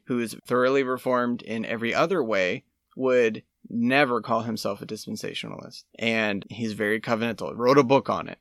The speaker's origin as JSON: {"language": "English", "country": "United States", "said": "I'm American"}